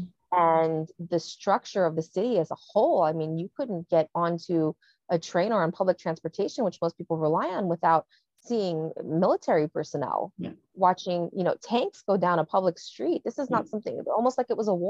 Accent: New York City, New York, United States; I grew up inner city in New York

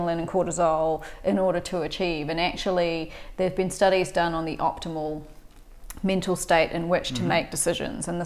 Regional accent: New Zealand; grew up in New Zealand. I'm from New Zealand

